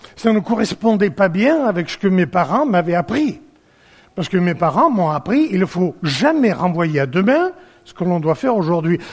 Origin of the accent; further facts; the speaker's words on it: Provence-Alpes-Côte d'Azur, France; chez nous en Provence